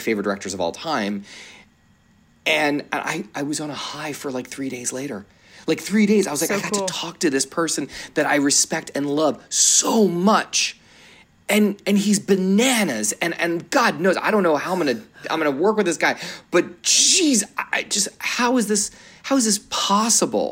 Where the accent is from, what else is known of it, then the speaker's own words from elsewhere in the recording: Philadelphia, Pennsylvania, United States; I grew up in Philly